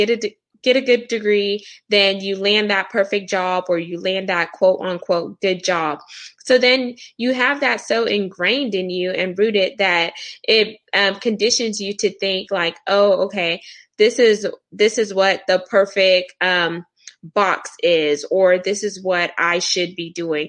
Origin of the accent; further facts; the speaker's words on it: Houston, Texas, United States; I am from Houston, Texas in the U.S. I am first generation American, so Caribbean background